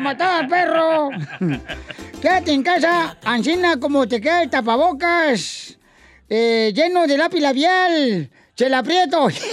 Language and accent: Spanish; Sahuayo, Michoacán, Mexico; moved away; en mi tierra natal, Saguayo, Michoacán